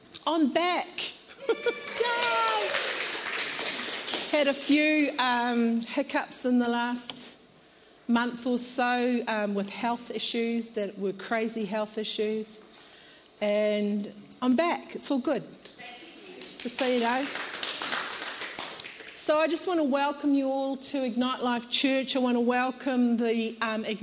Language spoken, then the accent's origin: English; New Zealand; moved away as an adult; now in Australia; We come from New Zealand and we moved to Australia in 2008